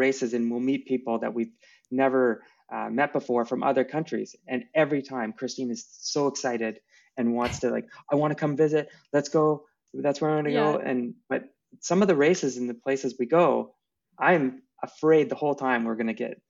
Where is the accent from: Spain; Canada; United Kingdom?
Canada; Restoule, Ontario; also born or lived in Barrie, Ontario; growing up in a small town, it was a big deal to go to North Bay from where I grew up in Restool